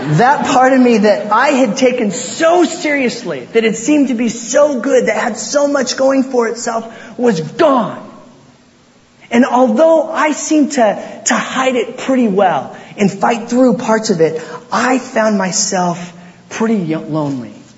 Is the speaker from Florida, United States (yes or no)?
no; Port Angeles, Washington, United States; I grew up in Port Angeles, Washington, out there on the Olympic Peninsula.